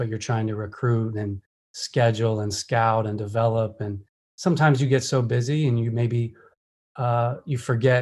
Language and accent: English; Pennsylvania, United States; now in Atlanta, United States; I'm from Pennsylvania, but consider, you know, Atlanta home now being here so long